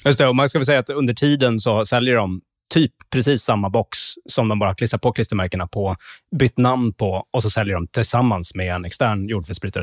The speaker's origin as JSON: {"language": "Swedish", "country": "Sweden", "said": "som svensk"}